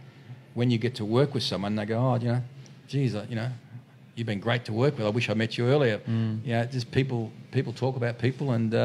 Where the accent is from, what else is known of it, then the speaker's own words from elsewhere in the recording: Australia; And, you know, I'm an Aussie, I'll fight an Aussie.